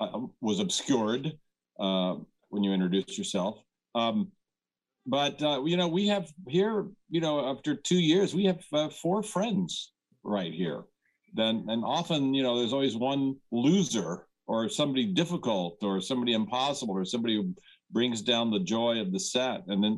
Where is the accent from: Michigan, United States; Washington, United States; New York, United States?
New York, United States; I'm from New York